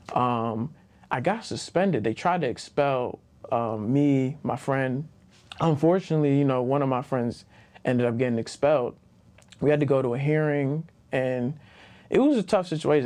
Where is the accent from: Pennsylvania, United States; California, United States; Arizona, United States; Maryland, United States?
Maryland, United States; Baltimore; also born or lived in Greensboro, North Carolina; I'm from Baltimore, Maryland